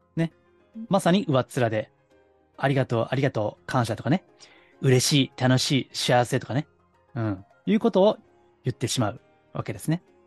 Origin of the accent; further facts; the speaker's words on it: Kansai, Japan; accent: Kansai dialect; 関西弁もね、もともと関西の出身ですから